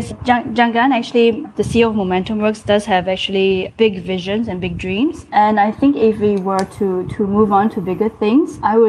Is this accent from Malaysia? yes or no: yes; Malaysia; now in Singapore; I'm Malaysian